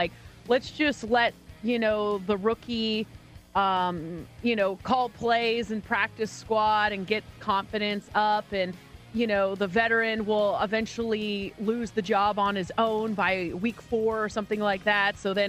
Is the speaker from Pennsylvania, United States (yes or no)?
no; Washington, United States; I grew up in Washington.